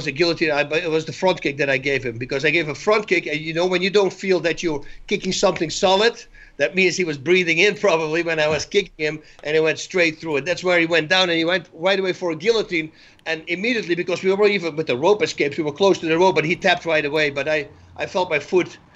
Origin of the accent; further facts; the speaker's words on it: Netherlands; moved away as an adult; now in United States; I'm from Holland.